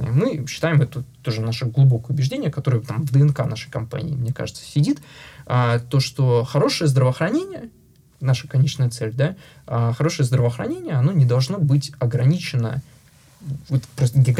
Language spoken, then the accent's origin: Russian; Russia; русскоязычный сооснователь, а, россиянин, а, не только даже русскоязычный, я единственный а, россиянин, сооснователь э, в нашей компании.